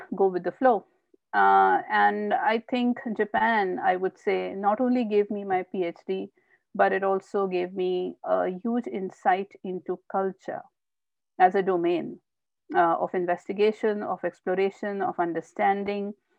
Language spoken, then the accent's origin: English; Indore, Madhya Pradesh, India; also born or lived in Bhopal; I was born and brought up in India, and um, I did my MBA from Barkatullah University in Bhopal. Uh, and then uh, uh, I moved to Indore, which is my uh, hometown.